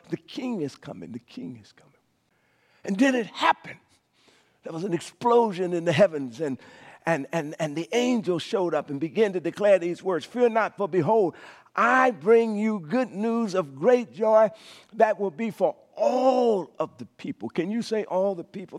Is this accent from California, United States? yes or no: no; Cascada, Louisiana, United States; As a young boy growing up in Cascada, Louisiana